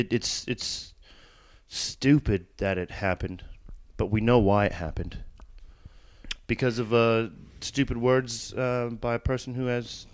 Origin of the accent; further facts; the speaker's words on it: United States; moved away; obviously we live in a different country. People know of us. They know we're American.